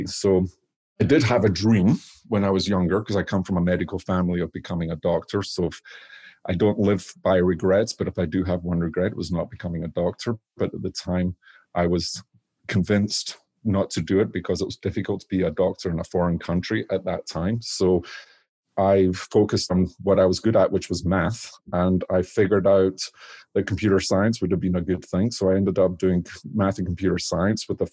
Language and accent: English; Scotland, United Kingdom; now in Washington State, United States; So I grew up in Scotland